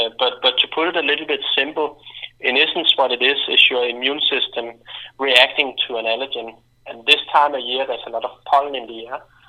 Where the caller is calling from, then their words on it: Denmark; I'm calling in from Clarify.me in Denmark.